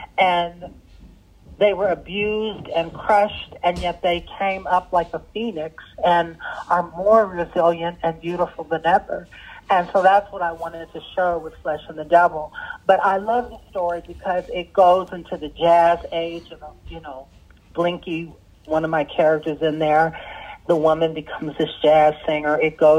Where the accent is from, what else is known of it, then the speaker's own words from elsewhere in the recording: Sudan; English is a second language; That's how we were raised in Sudan.